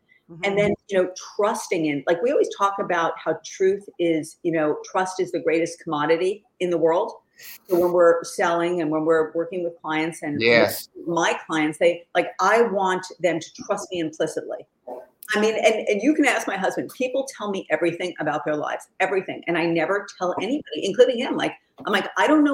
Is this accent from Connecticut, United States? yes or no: no; New York, United States; I'm from New York. I talk a little fast